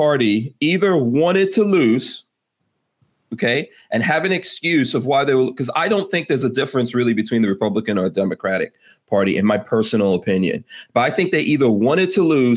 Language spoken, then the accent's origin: English; New York, United States; I'm a New Yorker myself